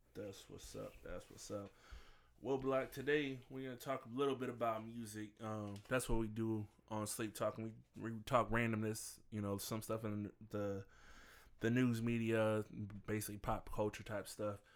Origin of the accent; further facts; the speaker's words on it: St. Louis, Missouri, United States; I'm from Saint Louis